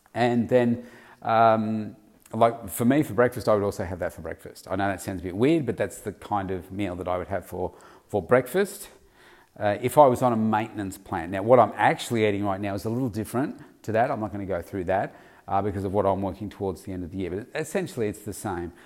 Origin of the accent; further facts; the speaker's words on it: Victoria, Australia; my hometown state of Victoria